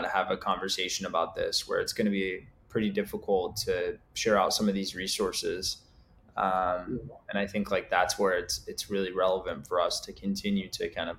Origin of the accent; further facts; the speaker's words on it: Egypt; now in United States; I'm from Egypt